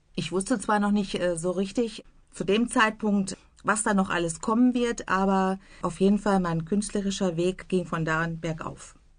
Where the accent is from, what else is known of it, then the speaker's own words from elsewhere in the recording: Bielefeld, North Rhine-Westphalia, Germany; moved away as an adult; also born or lived in Vlotho; now in Iserlohn, Germany; meine Heimatstadt Bielefeld